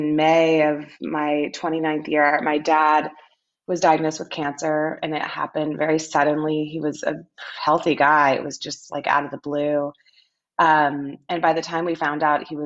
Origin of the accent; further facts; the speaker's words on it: Austin, Texas, United States; moved away; My hometown.